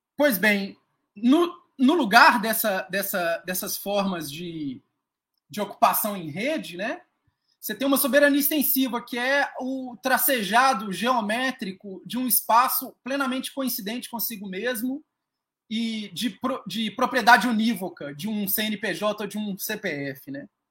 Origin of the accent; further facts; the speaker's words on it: Belo Horizonte, Minas Gerais, Brazil; moved away as an adult; now in Acre, Brazil; eu sou mineiro de Belo Horizonte, mas me mudei para a Amazônia